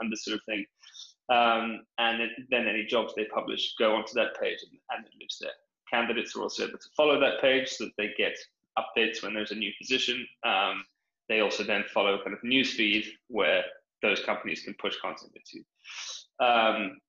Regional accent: South Africa; moved away as an adult; also born or lived in United Kingdom; now in London, United Kingdom; I'm from South Africa, grew up out there on a farm, moved to the UK for grad school

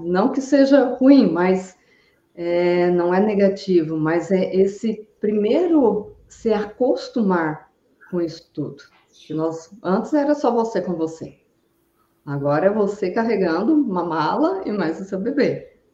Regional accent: interior of São Paulo, Brazil; now in Brusque, Brazil; eu vim de, do interior de São Paulo para Santa Catarina, eu fui ter a minha filha lá na minha cidade natal também.

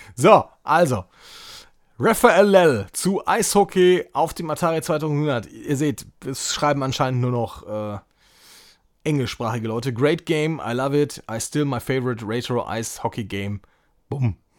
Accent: North Rhine-Westphalia, Germany; so ein Depp hier aus NRW, der hier äh, in NRW zur Schule gegangen ist

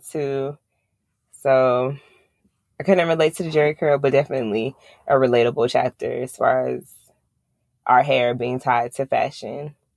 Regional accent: Long Island, New York, United States; I'm from Long Island

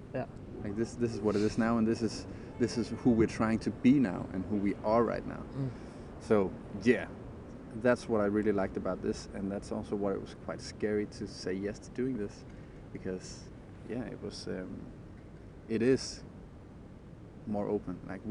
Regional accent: Denmark; also born or lived in London; I came home from London after working as a UX designer there, started training with a bunch of guys doing movement training, came back after I quit my job. I was really stressed. I wanted to do a vacation, like just a month vacation back in Denmark

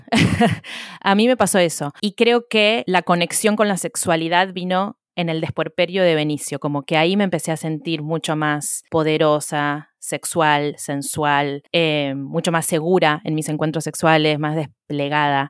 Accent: Argentina; now in Wales, United Kingdom

